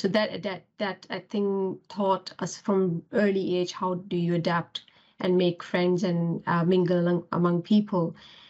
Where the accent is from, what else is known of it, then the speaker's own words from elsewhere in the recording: Pakistan; English is a second language; moved away as an adult; now in United Kingdom; So obviously I came from Pakistan to UK and I was supporting myself, although I did have a scholarship for study, but that's just not enough.